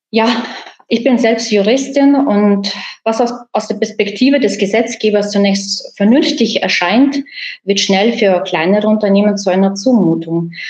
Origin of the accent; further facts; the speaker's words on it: Bad Abbach, Bavaria, Germany; ich komme aus Bad Aubach, ähm, ich wohne im Landkreis Kelheim.